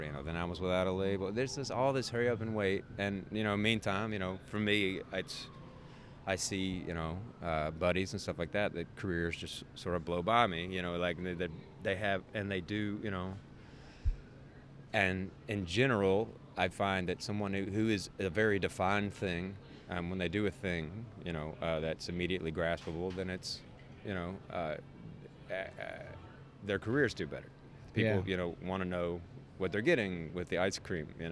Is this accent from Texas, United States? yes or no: no; Mississippi, United States; now in Memphis, United States; I don't actually, you know, feel like I come from Mississippi